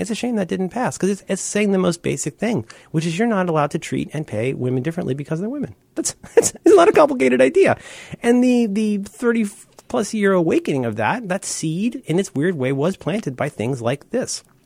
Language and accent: English; Cincinnati, Ohio, United States; now in San Francisco, United States; I was raised in Cincinnati, Ohio